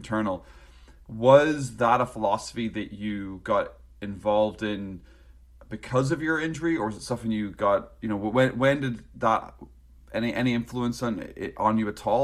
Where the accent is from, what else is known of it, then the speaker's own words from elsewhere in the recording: Northern Ireland, United Kingdom; moved away; also born or lived in North East England; growing up in Northern Ireland